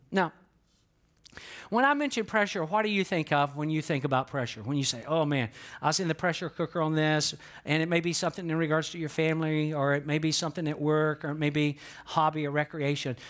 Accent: the South, United States; moved away; that I was born and raised in the South just based on how I talk

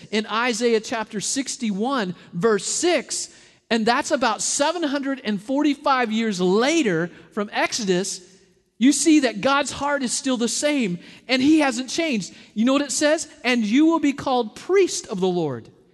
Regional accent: Arkansas, United States; moved away; I'm from Arkansas

